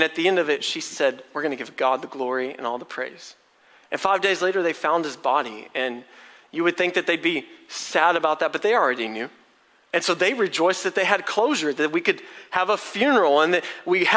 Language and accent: English; College Station, Texas, United States; I'm from College Station.